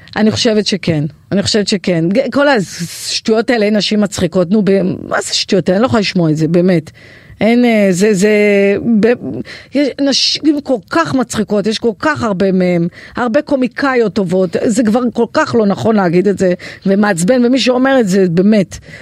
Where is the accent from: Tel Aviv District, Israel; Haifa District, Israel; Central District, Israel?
Haifa District, Israel; Kiryat Yam; moved away; אני מקריית ים במקור